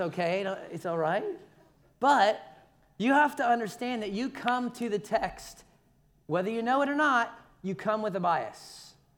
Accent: Philadelphia, Pennsylvania, United States; now in Savannah, United States; I was born in Philadelphia.

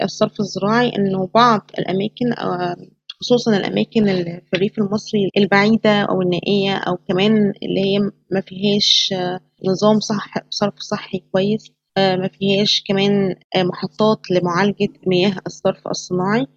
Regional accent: Egypt; عندنا في مصر

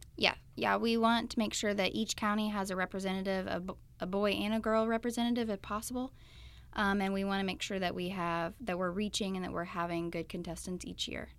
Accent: Willard, Missouri, United States; I grew up in Southwest Missouri. I went to school in Willard my whole life

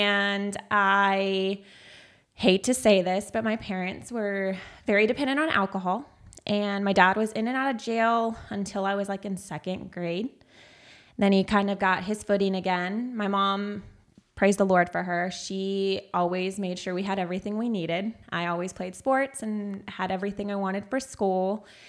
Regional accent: Castroville, Texas, United States; also born or lived in San Antonio, Texas; I was born in San Antonio, Texas. I was raised out in Castroville, Texas

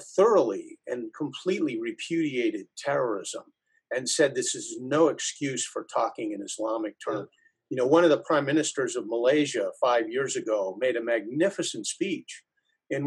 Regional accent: United States

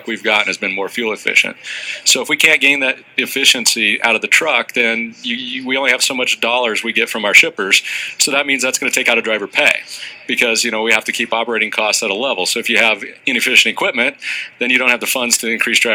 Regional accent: Nebraska, United States; I'm from Nebraska.

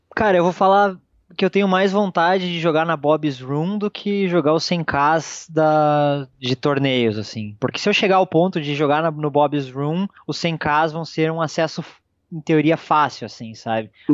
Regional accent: Brazil; nós que somos brasileiros

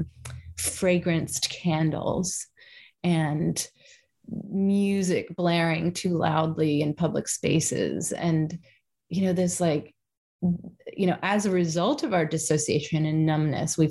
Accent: Kentucky, United States; I'm from Kentucky

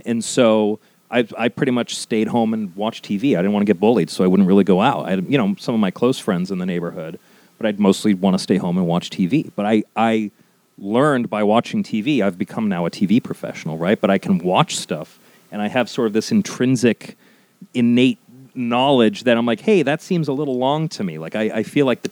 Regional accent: Beverly, Massachusetts, United States; moved away as an adult; also born or lived in Roslindale, Boston, Massachusetts; now in Los Angeles, United States; I say I'm from Beverly. For the first 6 years of my life, lived in Roslyn, which is next to Roxbury in Boston.

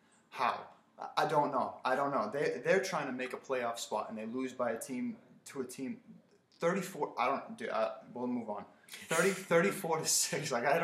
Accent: New England, United States; We're from New England.

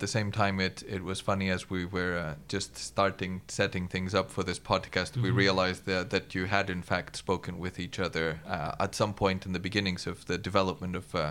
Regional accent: Greece; I come from Greece, and the philosophy is very similar.

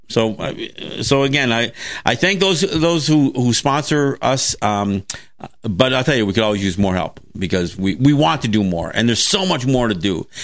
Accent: Kahnawake, Quebec, Canada; now in Seneca Territory, United States; I'm Mohawk from Ganawagay

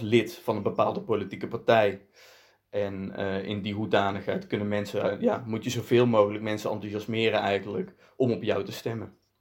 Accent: Netherlands; kom uit Nederland. Eh, overigens wel Belgische roots. Mijn vader komt uit eh, Belgisch Limburg

